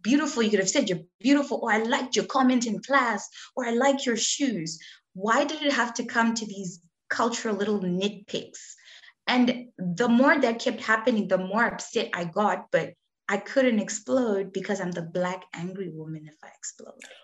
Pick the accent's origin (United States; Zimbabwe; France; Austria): Zimbabwe; moved away as an adult; also born or lived in South Africa / Australia; I was born and raised in Zimbabwe